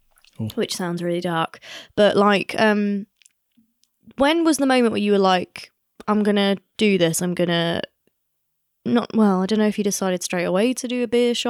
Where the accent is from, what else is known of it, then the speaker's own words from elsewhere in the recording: Lancashire, North West England, United Kingdom; I'm from Lancashire and that's where she's from.